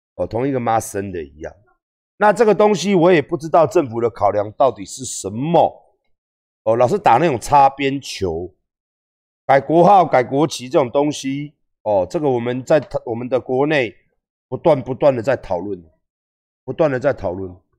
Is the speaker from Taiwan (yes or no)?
yes; Taiwan